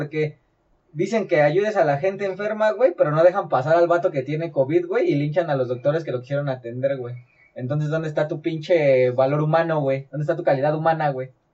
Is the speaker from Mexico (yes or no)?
yes; Mexico; así somos los mexicanos